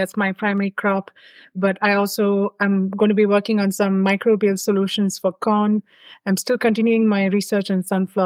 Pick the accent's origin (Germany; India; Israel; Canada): India; moved away as an adult; also born or lived in North Dakota; I am originally from India. I came years ago to North Dakota State University